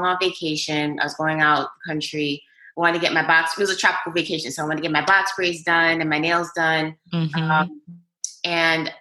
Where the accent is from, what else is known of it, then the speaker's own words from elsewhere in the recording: New York, United States; I was born and raised in New York